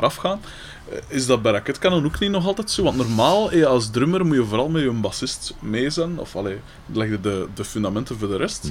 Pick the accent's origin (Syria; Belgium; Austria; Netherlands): Belgium; Liedekerke, Flanders; Bij ons in Likkerk